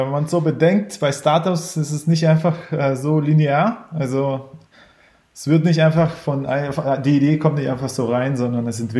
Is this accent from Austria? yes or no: no; Ukraine; now in Berlin, Germany; ursprünglich aus der Ukraine, in, nach Deutschland gezogen, in, ich glaube, 98, hier ein bisschen aufgewachsen, hin und her geflogen äh, ziemlich wilde Zeit und äh, war dann aber am Ende in Berlin.